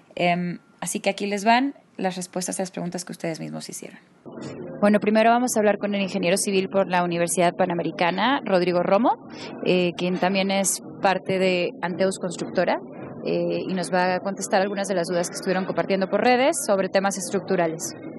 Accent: Mexico; nos han cambiado la forma de interactuar entre nosotros como mexicanos

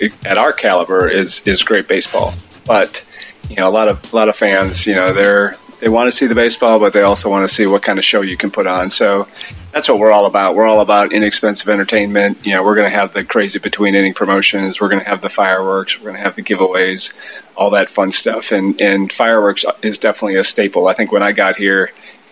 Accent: about 30 minutes southwest of Green Bay, Wisconsin, United States; now in Durham, United States; Grew up in Wisconsin, probably about 30 minutes southwest of Green Bay, a small little town

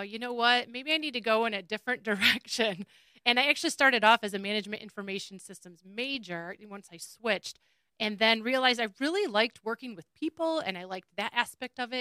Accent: Rochester, Michigan, United States; also born or lived in Eastpointe (East Detroit), Michigan / Troy, Michigan / Lake Orion, Michigan; we moved, towards the end of elementary school to Rochester. So I did the majority of my growing, I guess, in Rochester

